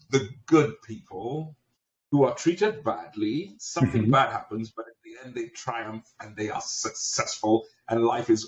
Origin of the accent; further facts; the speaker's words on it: England, United Kingdom; now in United States; I'm Nigerian. I grew up in the UK, in England. I've lived on just about every continent. And I've spent the last 30 something odd years in America.